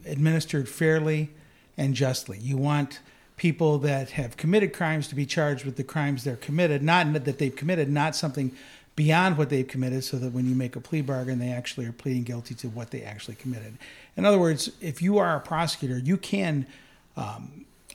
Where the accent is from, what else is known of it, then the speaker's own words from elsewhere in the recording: Detroit, Michigan, United States; moved away as an adult; also born or lived in Tennessee; now in Allegan, United States; I grew up in Detroit, which is where I was born and raised